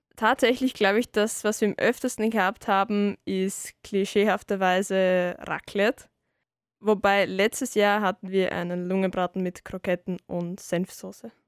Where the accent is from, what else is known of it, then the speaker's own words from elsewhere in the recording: Salzburg, Austria; bei uns in Salzburg